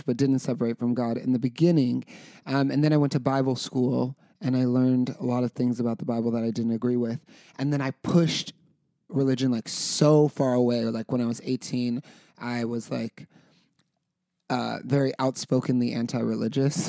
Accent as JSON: {"language": "English", "area": "Carson City / Reno", "region": "Nevada", "country": "United States", "moved": "yes", "said": "we're from Carson City in Reno, Nevada"}